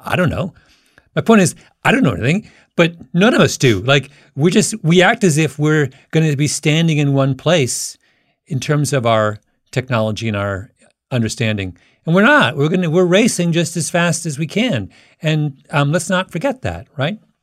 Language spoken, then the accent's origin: English; Waterloo, Ontario, Canada; my hometown is an area where, that had a university called the University of Waterloo